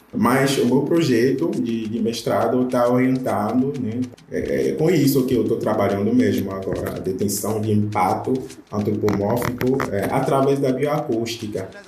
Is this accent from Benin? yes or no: yes; Benin; Portuguese is a second language; now in Brazil; Eu não sou brasileiro, né? Eu vim da África, eu sou de Benin